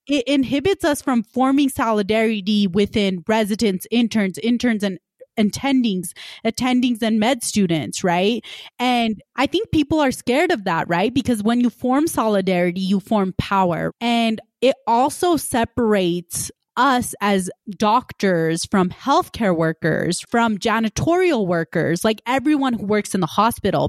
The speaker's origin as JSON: {"language": "English", "town": "West Valley City", "region": "Utah", "country": "United States", "tie": "born or raised there", "also_born_or_lived": "Punjab / Salt Lake City, Utah", "said": "I immigrated from Punjab, when I was three years old and grew up in West Valley"}